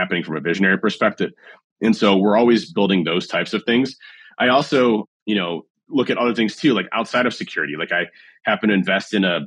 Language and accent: English; Cleveland, Ohio, United States; My hometown is Cleveland